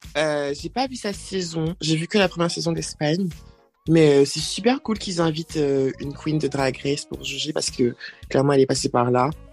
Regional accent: Côte d’Ivoire; moved away; j'ai grandi, bien grandi en Côte d'Ivoire

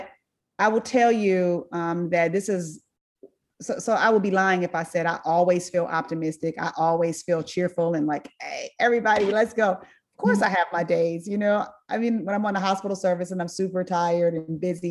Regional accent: Inglewood, California, United States; I went to Meharry, I went to Tuskegee, I'm from Inglewood

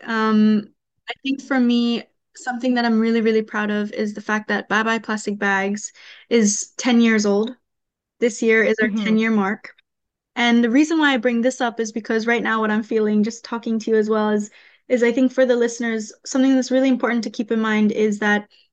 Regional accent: Bali, Indonesia; the waves that I've been in my entire life growing up on an island like Bali

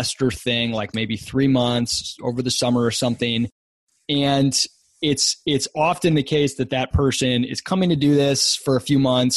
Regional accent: West Michigan, United States; I grew up in Michigan, West Michigan, about halfway between Detroit and Chicago.

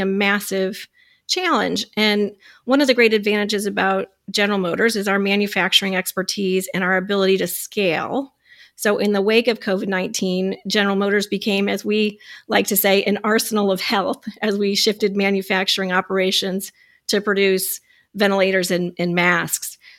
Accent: Michigan, United States; I'm from Michigan

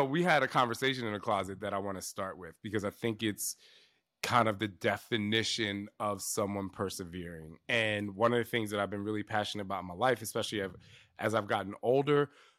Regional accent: New Jersey, United States; I know, I'm from the East Coast.

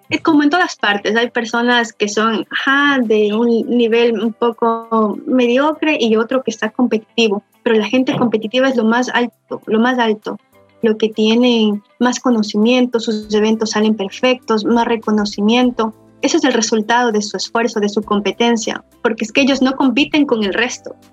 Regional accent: Venezuela; Nosotros, había otro chico también de Venezuela y como latinos no tenemos el acento perfecto ruso

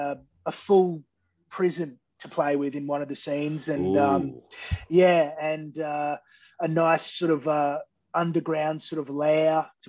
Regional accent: Queensland, Australia; moved away; I'm originally from Queensland

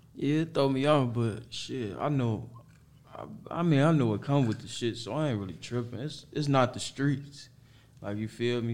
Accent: Harvey, Illinois, United States; also born or lived in Chicago; I'm from Harvey

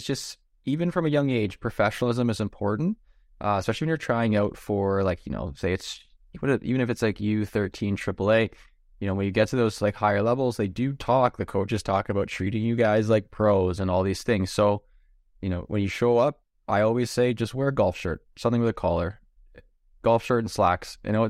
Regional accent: Ontario, Canada; Because in Ontario, and actually in a bunch of other places, but we're from Ontario, so we know Ontario things, it's tryout time.

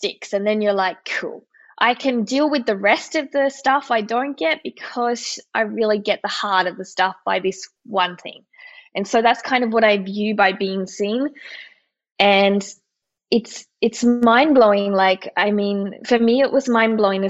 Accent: Australia; moved away; also born or lived in Austria; I'm Australian

